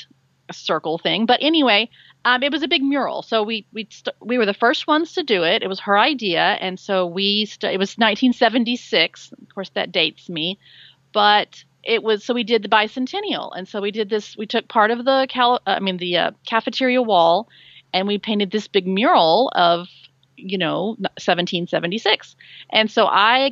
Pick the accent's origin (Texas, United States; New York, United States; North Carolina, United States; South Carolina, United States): Texas, United States; Dallas; I grew up in Dallas, Texas, which is actually where I still am.